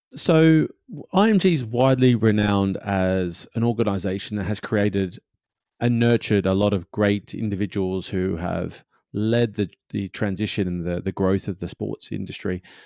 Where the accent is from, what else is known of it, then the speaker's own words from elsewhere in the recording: Australia; now in England, United Kingdom; i'm australian my my wife's swedish you know we live in england